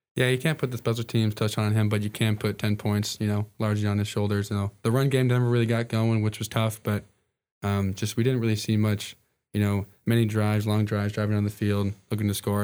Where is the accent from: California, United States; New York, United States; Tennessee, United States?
New York, United States; moved away; I'm from New York originally